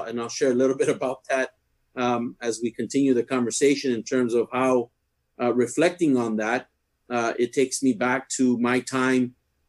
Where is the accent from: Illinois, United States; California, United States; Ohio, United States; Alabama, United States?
California, United States; Coachella; I was born and raised in the Coachella Valley, but my parents are from Mexicali. My dad grew up in La Colonia Orizaba, and my mother in La Colonia Pueblo Nuevo.